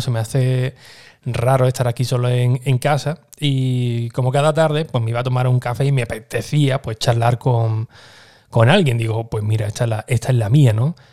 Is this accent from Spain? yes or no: yes; Écija, Andalusia, Spain; uno de ellos era de mi pueblo, era de, de, Éfija también